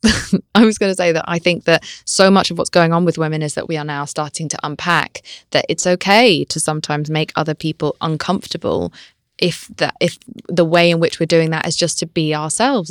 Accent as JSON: {"language": "English", "country": "United Kingdom", "said": "I'm British"}